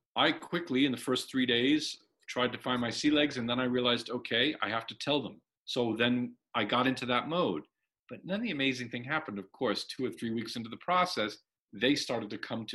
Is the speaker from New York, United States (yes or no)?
yes; New York, United States; as a teenager growing up in New York